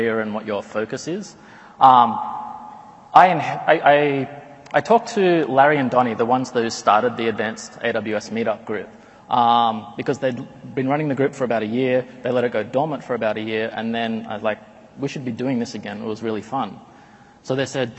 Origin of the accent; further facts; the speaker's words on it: Australia; moved away as an adult; now in Silicon Valley, United States; I'm an Australian living in Silicon Valley for the past 10 years